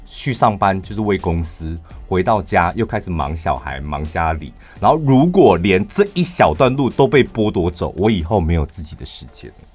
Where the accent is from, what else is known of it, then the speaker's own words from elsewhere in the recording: central Taiwan, Taiwan; accent: Taichung accent; 我们身为中部人